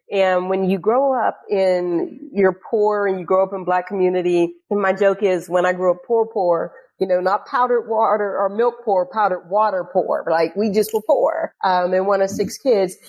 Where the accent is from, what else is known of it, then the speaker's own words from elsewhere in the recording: Pittsburgh, Pennsylvania, United States; moved away; So I grew up in Pittsburgh. Um, I grew up in this neighborhood called Homewood.